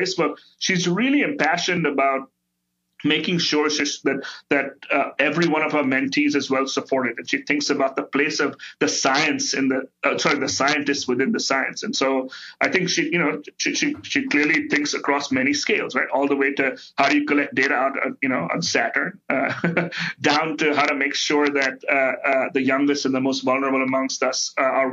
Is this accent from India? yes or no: yes; India; now in United States; I grew up in India